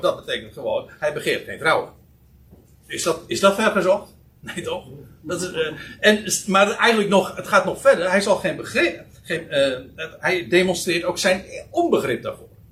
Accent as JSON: {"language": "Dutch", "country": "Netherlands", "said": "Wij als Nederlanders"}